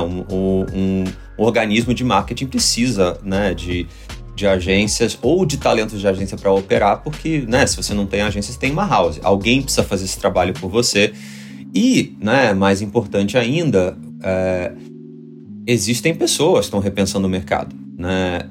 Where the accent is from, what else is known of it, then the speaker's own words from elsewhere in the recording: Rio de Janeiro, Brazil; moved away as an adult; now in São Paulo, Brazil; eu sou do Rio